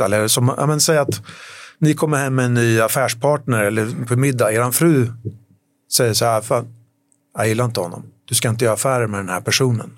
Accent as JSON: {"language": "Swedish", "country": "Sweden", "also_born_or_lived": "London / Paris", "moved": "as an adult", "said": "jag flyttade hem till Sverige"}